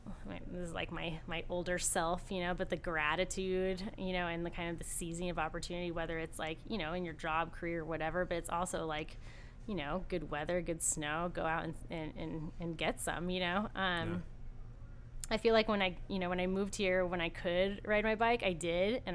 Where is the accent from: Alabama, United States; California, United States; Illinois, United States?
California, United States; Ventura; moved away; I'm from Southern California